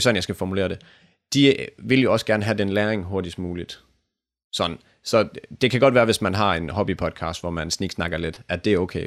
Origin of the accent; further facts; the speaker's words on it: Denmark; vi danskere